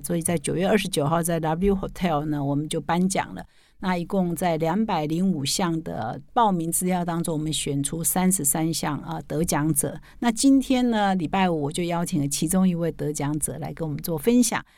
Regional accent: rural southern Taiwan, Taiwan; moved away; 我们老家也在很乡 下的南部的乡下

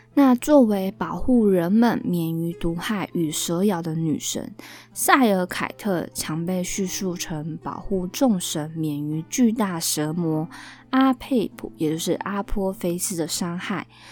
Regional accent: Taiwan; 我们台湾人

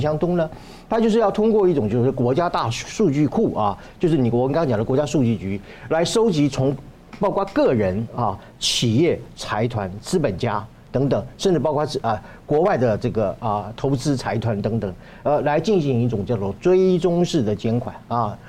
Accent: Taiwan; 我作为一个台湾人，我没事，我去大安森林公园

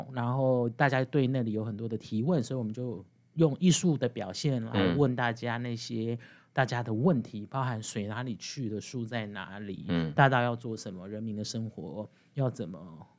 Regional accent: Chiayi, Taiwan

